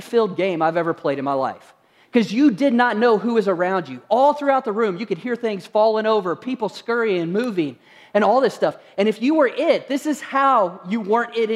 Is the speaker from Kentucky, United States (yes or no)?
yes; Kentucky, United States; moved away; also born or lived in Utah; when I was growing up, I grew up in Kentucky